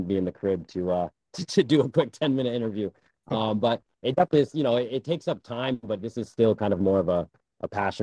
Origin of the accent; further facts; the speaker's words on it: Kingston, Rhode Island, United States; I grew up in Kingston, right by the train station